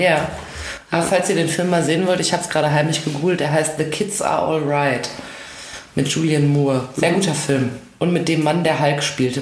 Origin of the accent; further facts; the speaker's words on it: Ruhr area, North Rhine-Westphalia, Germany; meiner, meiner Heimat, dem Ruhrgebiet